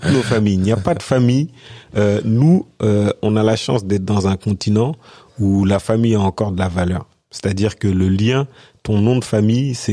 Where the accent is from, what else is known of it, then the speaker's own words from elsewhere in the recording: Senegal; born there; je suis né au Sénégal, donc j'avais aucune appréhension à retourner, même si j'ai passé la majeure partie de ma vie ici.